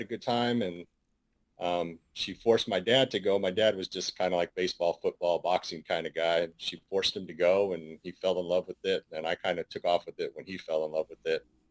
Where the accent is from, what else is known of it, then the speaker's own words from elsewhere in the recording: San Francisco, California, United States; I was born and raised in San Francisco, California